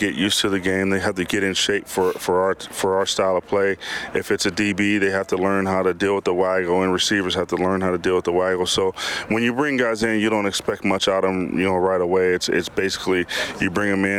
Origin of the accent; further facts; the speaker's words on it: United States; moved away as an adult; now in Canada; I'm an American that came up